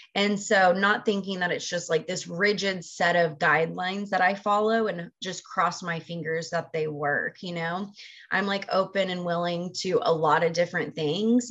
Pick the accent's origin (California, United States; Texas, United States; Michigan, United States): Texas, United States; moved away as an adult; I grew up in Texas. I'm originally from Texas and lived there for the first 22 years